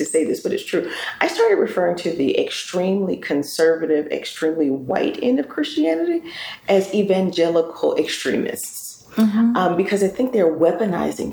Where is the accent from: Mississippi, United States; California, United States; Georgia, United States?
Georgia, United States; my home state of Georgia